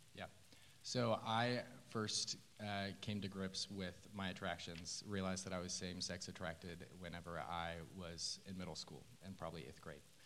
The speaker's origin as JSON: {"language": "English", "town": "Oklahoma City", "region": "Oklahoma", "country": "United States", "tie": "born or raised there", "also_born_or_lived": "Tulsa, Oklahoma", "said": "I grew up in Oklahoma City"}